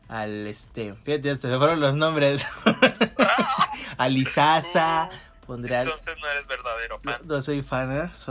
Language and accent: Spanish; Jalisco, Mexico; Yo nací aquí en Jalisco. Yo soy de, del norte de Jalisco. Por eso mis chinos güeros...